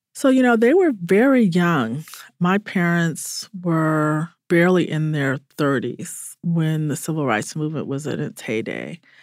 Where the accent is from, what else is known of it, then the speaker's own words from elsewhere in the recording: Atlanta, Georgia, United States; I grew up in Atlanta